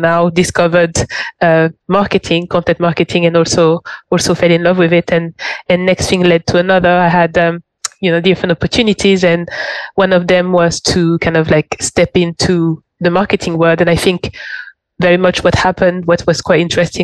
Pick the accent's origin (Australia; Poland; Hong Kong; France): France; Paris, Île-de-France; English is a second language; moved away as an adult; also born or lived in London / Barcelona; I'm French. So it all started off back home. So I grew up in Paris